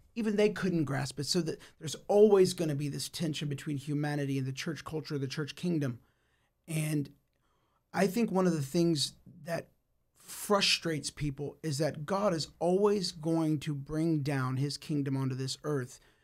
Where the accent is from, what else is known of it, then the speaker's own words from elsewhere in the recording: United States; I was born in the United States